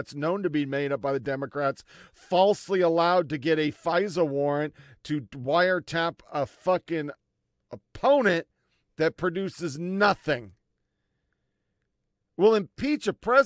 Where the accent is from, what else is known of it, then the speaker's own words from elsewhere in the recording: United States; an American